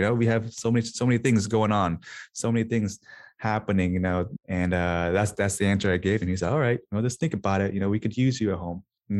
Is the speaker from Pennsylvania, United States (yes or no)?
no; Des Moines, Iowa, United States; moved away; also born or lived in Minnesota; Hey, I was born and raised in Des Moines, Iowa.